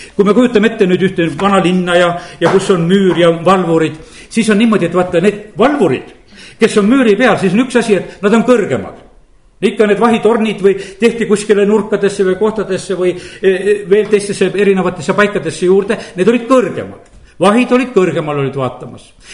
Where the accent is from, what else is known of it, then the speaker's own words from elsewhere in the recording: Estonia; olen pastor Eestist